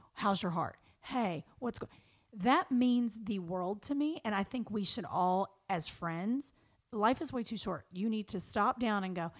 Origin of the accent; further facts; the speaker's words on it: Kentucky, United States; now in Los Angeles, United States; who I grew up with in Kentucky